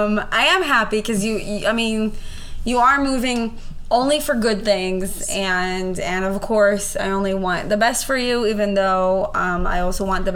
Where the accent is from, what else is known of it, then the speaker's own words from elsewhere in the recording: Israel; also born or lived in Northeast Ohio; now in Ohio, United States; I was born and raised in Israel, and so we talk about the Jewish holidays in school.